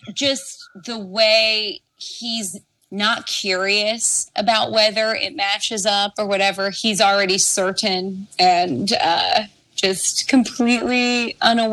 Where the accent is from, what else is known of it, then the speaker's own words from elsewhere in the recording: Baltimore, Maryland, United States; because I'm from Baltimore